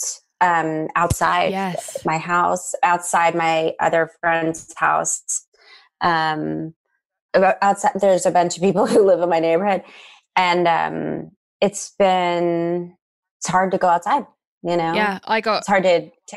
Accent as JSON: {"language": "English", "town": "Nashville", "region": "Tennessee", "country": "United States", "tie": "born or raised there", "said": "I grew up in Nashville, Tennessee, which is a super normal childhood"}